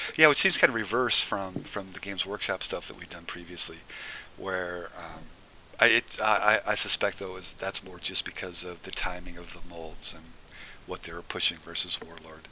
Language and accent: English; Nebraska, United States; I was born and raised in Nebraska